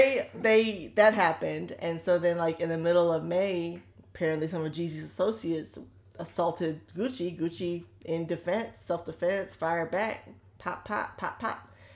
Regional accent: Solon, Ohio, United States; Don't doubt my thug. I'm from Solon.

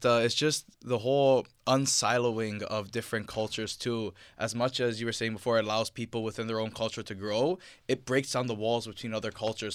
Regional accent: Ontario, Canada; I am Canadian. At the end of the day, I was born here. My parents were born here

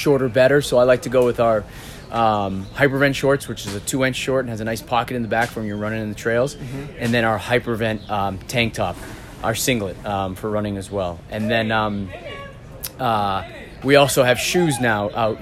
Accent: Boston, Massachusetts, United States; I'm from Boston, Massachusetts, and I've been with Craft for almost a year now

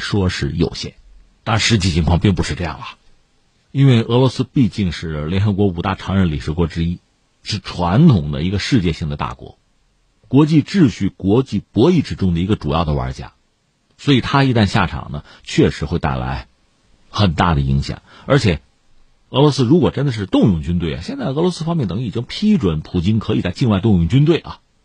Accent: China; 我们中国人

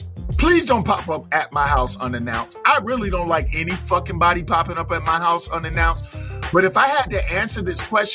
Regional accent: New York City, New York, United States; I'm from Flatbush. Flatbush, Brooklyn.

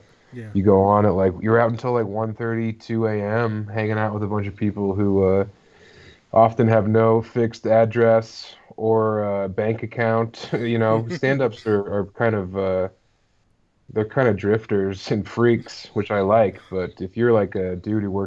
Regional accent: Colorado, United States; I started in Denver, born and raised in Colorado

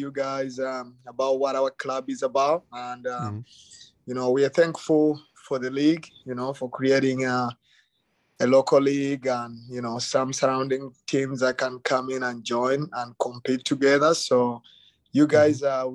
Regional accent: Uganda; moved away as an adult; now in United States; I came from Uganda. I grew up in Uganda.

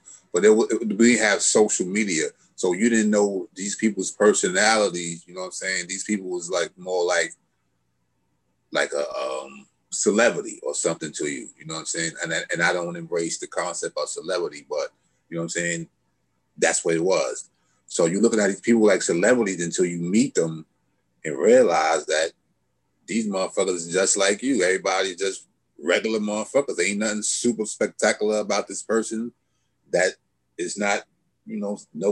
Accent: Hempstead, New York, United States; I'm from Long Island

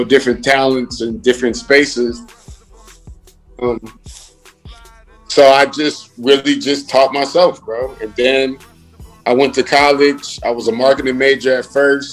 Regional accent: New Jersey, United States; I'm from Jersey

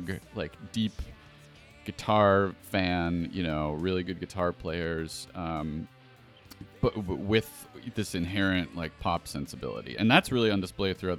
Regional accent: Buffalo, New York, United States; accent: Buffalo; my Buffalo accent.

